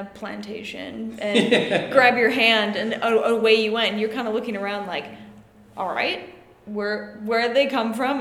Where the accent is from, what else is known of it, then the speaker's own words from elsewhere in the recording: Minnesota, United States; moved away as an adult; now in London, United Kingdom; I'm originally from Minnesota in the US, and I have currently been living in London for the last 3 years